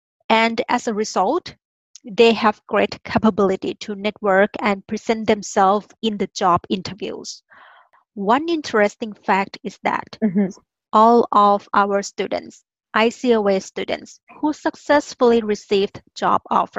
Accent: Thailand; English is a second language; moved away; And you know, I'm originally from Thailand. We call ourselves monotone people. We have just one tone.

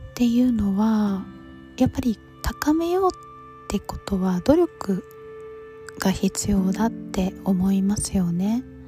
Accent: United States; 中学生からアメリカに住んでた

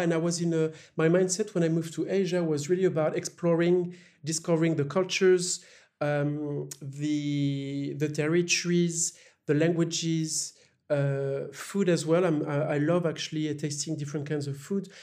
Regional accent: La Roche-Posay, Nouvelle-Aquitaine, France; moved away; also born or lived in Paris; I was born in Paris, but I grew up in a very small city called La Roche-Posay

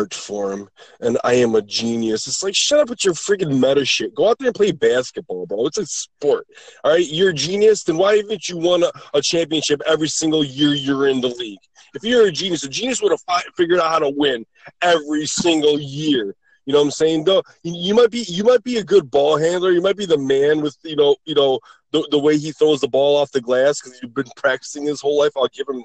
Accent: Michigan, United States; all three of us. We're from Michigan

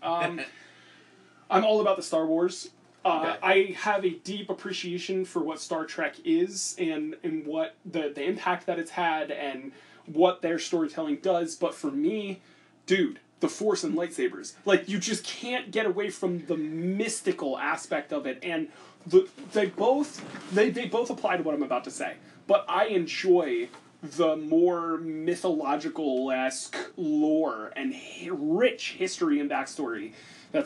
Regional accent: United States; I grew up in America watching football with a football-loving family

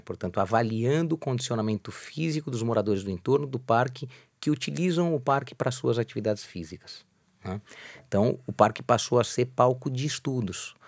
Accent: São Paulo, Brazil; eu nasci é, praticamente na Praça da República

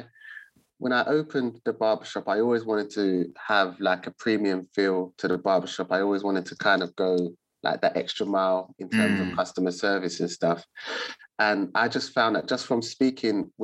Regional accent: London, United Kingdom; I'm born and raised in Southeast London

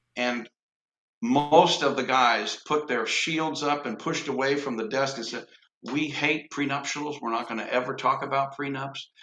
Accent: Lansing, Michigan, United States; moved away; also born or lived in Cincinnati, Ohio / Evansville, Indiana; I was born in Lansing, Michigan

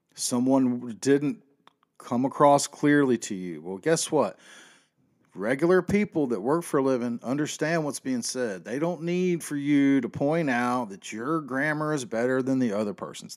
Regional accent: the South, United States; I was born and raised in the South

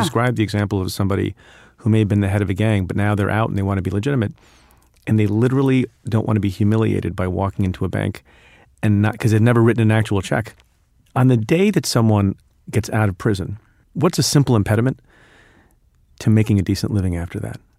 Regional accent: Eatontown, New Jersey, United States; English is a second language; also born or lived in India; when I was five years old, in kindergarten, I went to a small public school in Eaton Town, New Jersey

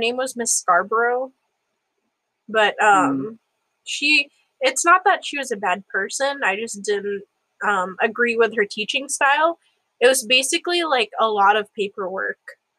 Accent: Philippines; I mean, as a Filipino, of course, shout out to Obi.

